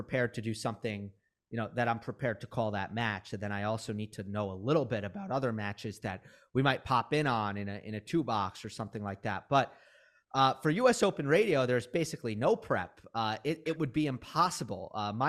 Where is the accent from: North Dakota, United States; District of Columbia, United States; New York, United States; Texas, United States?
New York, United States; Westchester; I grew up in Westchester, New York. So I go into the US Open.